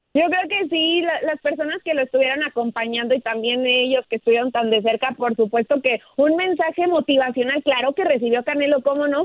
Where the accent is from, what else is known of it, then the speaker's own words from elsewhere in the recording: Mexico; como orgullosa mexicana